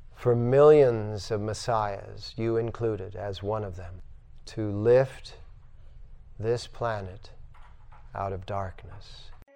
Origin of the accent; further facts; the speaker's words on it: United States; I'm an American, so to speak, according to branding